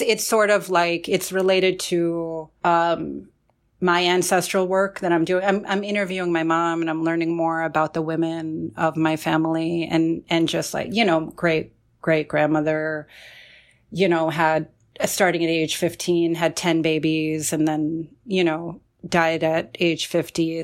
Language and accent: English; Central New Jersey, United States; also born or lived in Forest Hills, Queens, New York; I was born in Queens, um, in Forest Hills, but we had recently moved to Central New Jersey